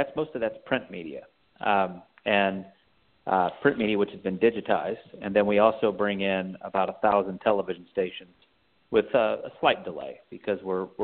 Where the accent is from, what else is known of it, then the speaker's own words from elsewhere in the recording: Texas, United States; now in San Francisco Bay Area, United States; I'm originally from the Lone Star State